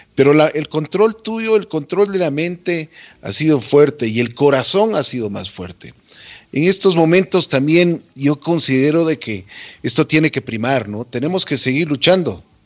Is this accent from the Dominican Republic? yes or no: no; Ecuador